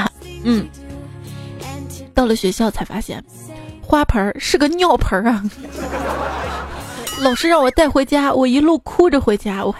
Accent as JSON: {"language": "Chinese", "region": "Chongqing", "country": "China", "accent": "Chongqing dialect", "said": "让我们重庆话，猪肝、橘肝比较谐音。"}